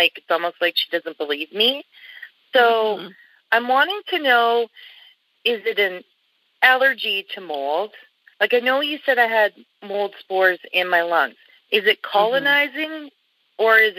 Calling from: Canada

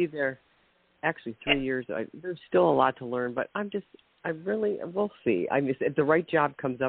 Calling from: Ohio, United States; from Ohio.

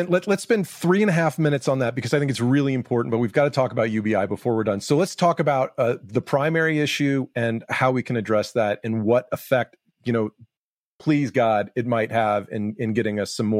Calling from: Atlanta, Georgia, United States; Atlanta, Georgia.

